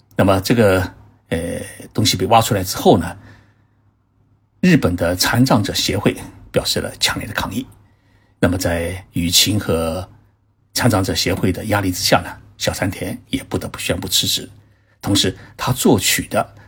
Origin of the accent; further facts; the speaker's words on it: China; 而我们中国人呢，并不这么想